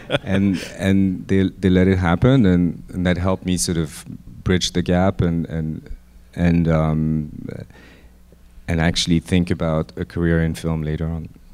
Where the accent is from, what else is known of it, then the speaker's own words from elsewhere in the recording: Lyon, Auvergne-Rhône-Alpes, France; moved away as an adult; also born or lived in Paris; I grew up in Lyon